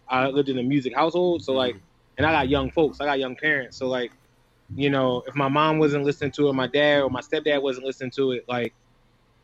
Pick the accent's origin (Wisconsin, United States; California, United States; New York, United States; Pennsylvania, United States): Pennsylvania, United States; Philadelphia; now in Brooklyn, United States; I come from Southwest Philly